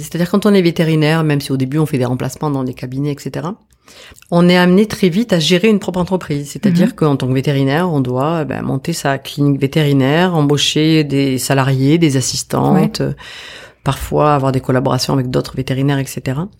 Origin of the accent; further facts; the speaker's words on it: Bazas, Nouvelle-Aquitaine, France; moved away as an adult; also born or lived in Épernay / Réunion; now in French Polynesia; j'ai grandi dans une petite ville qui est toute petite, qui a 5000 habitants, qui s'appelle Bazas, au sud de Bordeaux